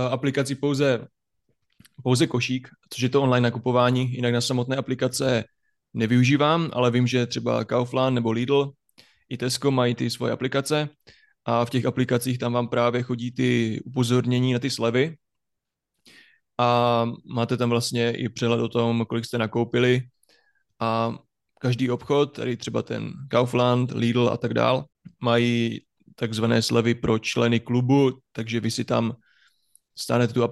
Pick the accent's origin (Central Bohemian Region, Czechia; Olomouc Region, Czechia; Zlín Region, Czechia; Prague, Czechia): Olomouc Region, Czechia; Haná; accent: Hanák dialect; Ano, máme tam nářečí, hanáčtinu takzvanou.